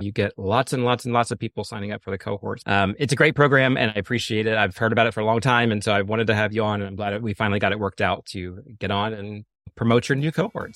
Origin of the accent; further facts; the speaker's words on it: Florida, United States; I'm from Florida